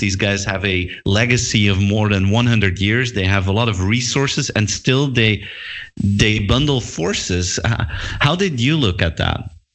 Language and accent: English; Belgium; I'm from Belgium myself